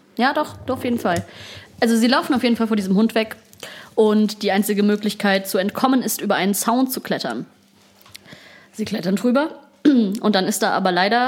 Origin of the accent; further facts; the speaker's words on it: Berlin, Germany; wir kommen, wir kommen aus Berlin